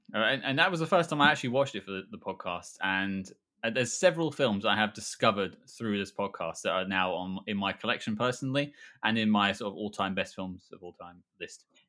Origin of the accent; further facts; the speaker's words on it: United Kingdom; we're all British.